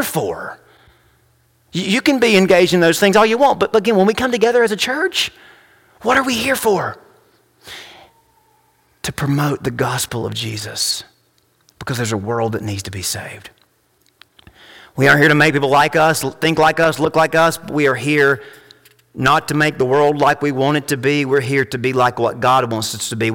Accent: United States; as an American, as a man

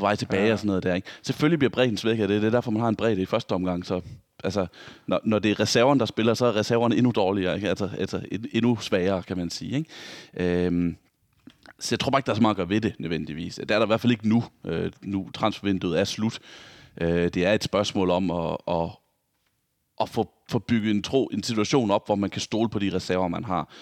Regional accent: Vejle, Southern Denmark, Denmark; moved away; jeg var hjemme i Vejle, hvor jeg kommer fra

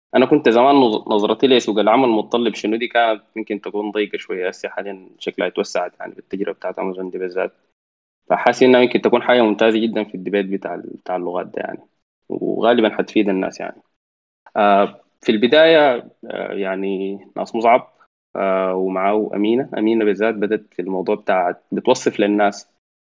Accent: Sudan; عندنا في السودان

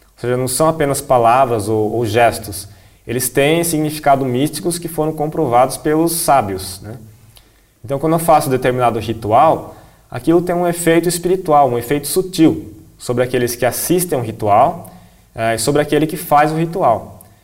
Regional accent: Brazil; eu sou um monge assistente, sou brasileiro

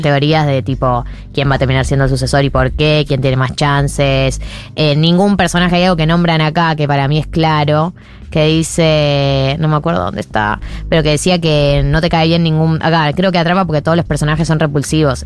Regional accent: Argentina; somos argentina

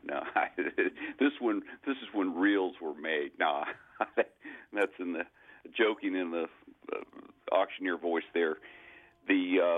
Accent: Florida, United States; I grew up in Florida

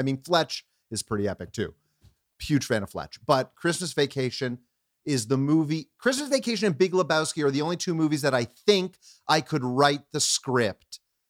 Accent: Canada; I'm a Canadian kid who grew up

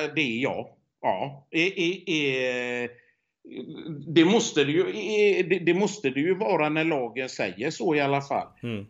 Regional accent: Sweden; moved away; hemma i Sverige

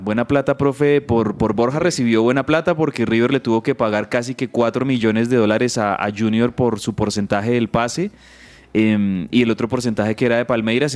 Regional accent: Colombia; como colombiano

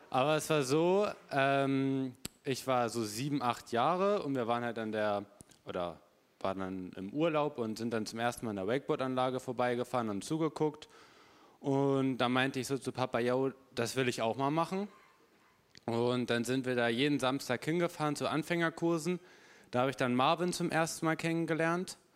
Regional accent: Hamburg, Germany; weil ich komme aus Hamburg, immer einmal im Monat hier in die Gemeinde zu kommen.

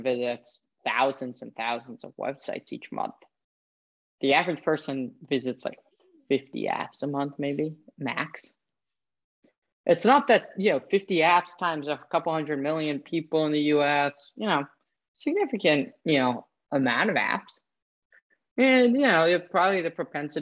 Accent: San Francisco, California, United States; I grew up in San Francisco

